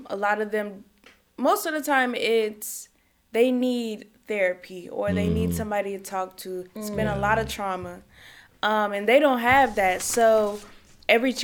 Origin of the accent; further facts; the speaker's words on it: Chicago, Illinois, United States; also born or lived in California; I grew up in Chicago